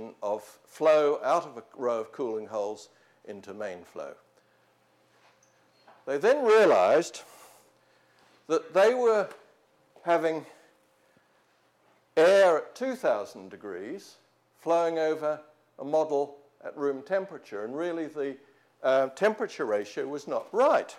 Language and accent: English; Australia; also born or lived in New Zealand; now in Oxford, United Kingdom; I'm a New Zealander brought up in Australia